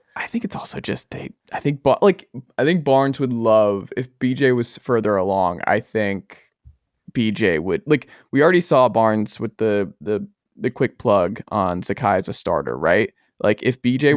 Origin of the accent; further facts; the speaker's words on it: Georgia, United States; back in my home state